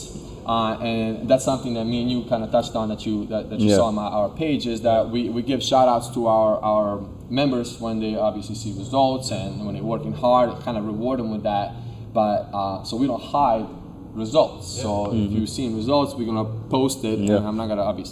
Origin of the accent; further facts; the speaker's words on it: Serbia; now in United States; I'm from Serbia, so you know, when I came here, we came 2001 September 10th